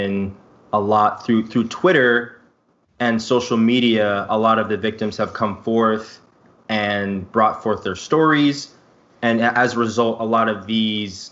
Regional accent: New York City, New York, United States; growing up in Brooklyn

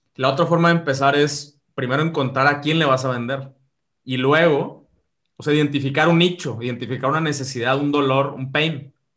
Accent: Mexico; yo que soy de México

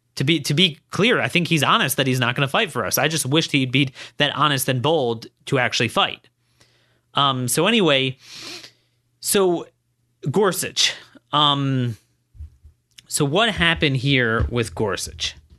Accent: Maryland, United States; I'm, I'm from Maryland.

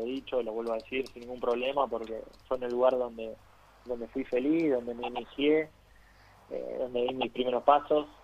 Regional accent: Ciudadela, Buenos Aires Province, Argentina; moved away as an adult; Yo trato siempre de volver a mis raíces, eh, de no olvidarme de dónde salí, de Ciudadela, de mi barrio

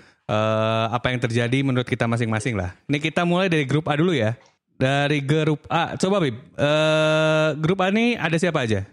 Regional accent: Aceh, Indonesia; moved away; also born or lived in Bandung; gua orang Aceh yang tinggal lama di Bandung

